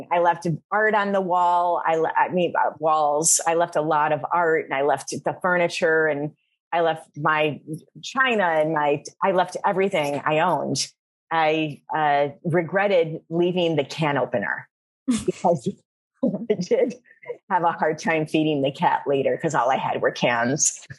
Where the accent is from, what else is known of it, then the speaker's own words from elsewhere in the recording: Flint, Michigan, United States; moved away as an adult; also born or lived in New York / Miami; I'm born and raised in Flint, Michigan.